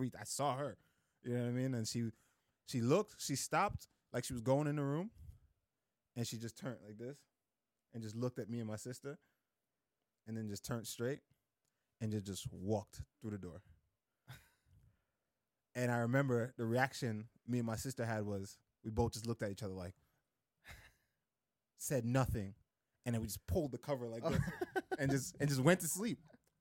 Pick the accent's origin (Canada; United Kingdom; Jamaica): Jamaica; moved away; also born or lived in Queens, New York; I was visiting them from Jamaica in the summer